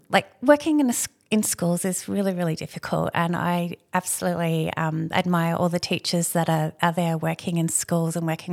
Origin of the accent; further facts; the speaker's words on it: Redlands, Queensland, Australia; So when I grew up in the Redlands, and so now it's all part of Brisbane, but back then it was very much a little rural farming region.